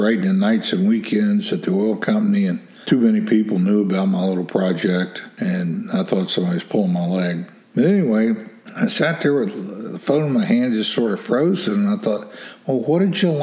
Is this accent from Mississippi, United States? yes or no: no; West Virginia, United States; I'm from West Virginia